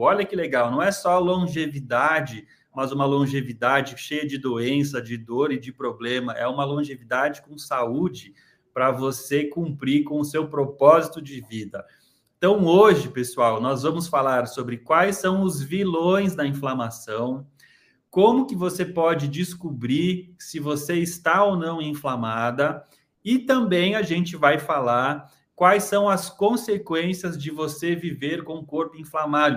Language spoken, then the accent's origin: Portuguese; Santa Catarina, Brazil; Xanxerê, da minha terra, Santa Catarina